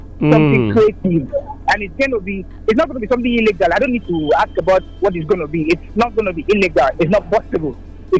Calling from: Akure, Ondo, Nigeria; Calling from Akure.

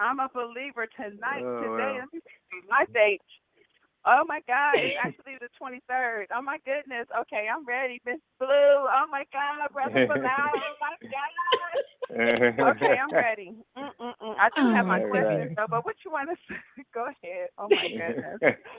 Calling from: Ohio, United States; And I am calling from Ohio, home

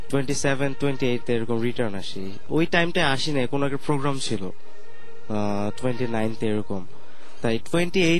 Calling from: Mohammadpur, Dhaka Division, Bangladesh; also born or lived in Tongi; আমি মোহাম্মদপুর থেকে আমার গ্রামে টঙ্গিতেই মাইকের কাছে মুখটা

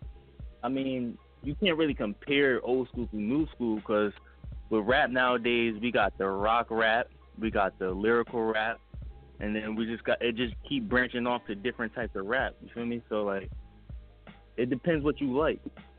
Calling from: Colonia, New Jersey, United States; I'm calling from Colonia, New Jersey.

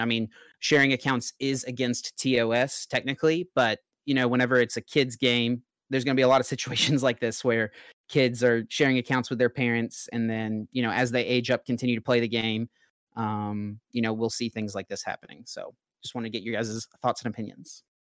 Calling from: North Carolina, United States; I'm calling from North Carolina

